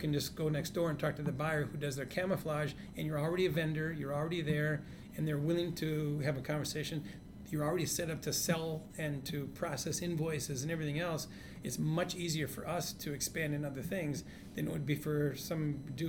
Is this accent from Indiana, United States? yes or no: no; Hayward, Wisconsin, United States; moved away; also born or lived in Edina, Minnesota; So when I was a kid growing up in Hayward, Wisconsin